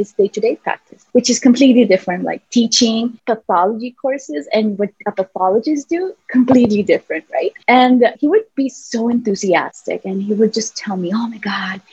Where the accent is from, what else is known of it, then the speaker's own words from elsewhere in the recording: San Salvador, El Salvador; moved away as an adult; I'm from San Salvador, the capital city.